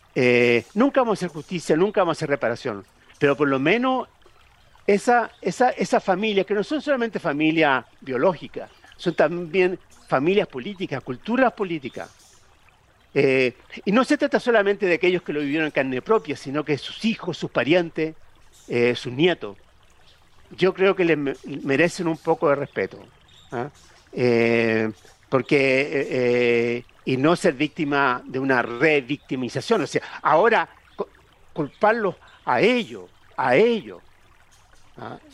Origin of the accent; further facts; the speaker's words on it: Chile